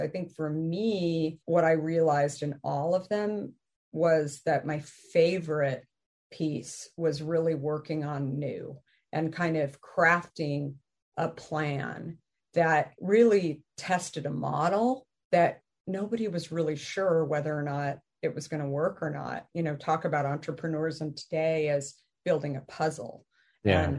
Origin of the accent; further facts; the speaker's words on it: Arizona, United States; moved away; also born or lived in New York / San Francisco; I grew up in Arizona